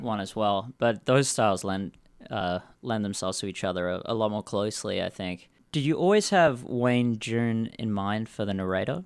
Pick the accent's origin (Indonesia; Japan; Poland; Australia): Australia; Perth, Western Australia; moved away; I'm come from Perth